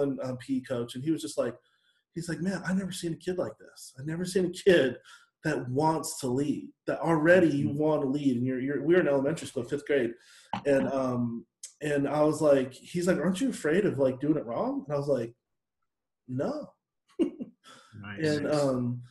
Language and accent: English; Seattle, Washington, United States; growing up in Seattle